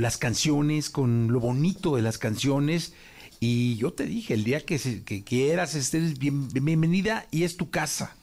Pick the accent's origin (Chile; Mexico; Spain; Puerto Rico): Mexico; Guadalajara, Jalisco; now in Mexico City, Mexico; Guadalajara en ese entonces tenía una ciudad un poco conservadora